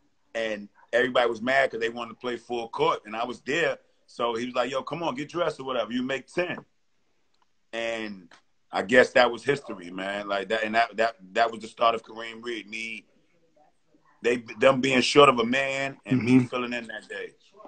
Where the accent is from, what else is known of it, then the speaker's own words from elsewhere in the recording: New York City, New York, United States; moved away; also born or lived in Arkansas; I grew up on Burnside Avenue, you know, where Cedar Park is, man.